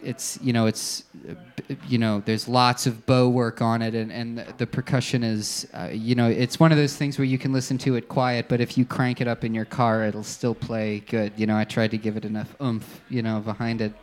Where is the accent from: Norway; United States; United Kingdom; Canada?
United States; Allentown, Pennsylvania; I'm from Pennsylvania, uh, probably about two hours away from Philly in Allentown